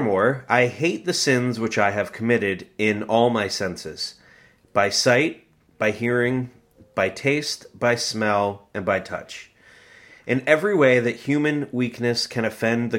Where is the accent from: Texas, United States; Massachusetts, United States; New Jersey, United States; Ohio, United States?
New Jersey, United States; We're from New Jersey